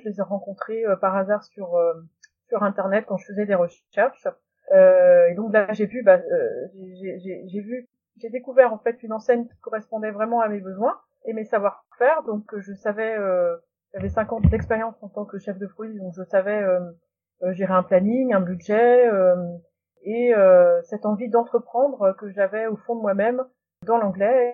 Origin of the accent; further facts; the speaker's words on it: North Finistère, small village near Saint-Pol-de-Léon, Brittany, France; also born or lived in United States; je suis du Finistère Nord et j'ai eu de la chance d'avoir des Irlandais et des Irlandaises qui passaient dans les écoles quand j'étais en grande section et en CP